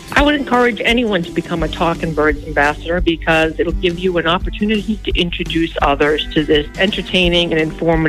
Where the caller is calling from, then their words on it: Chattanooga, Tennessee, United States; I'm calling from Chattanooga, Tennessee.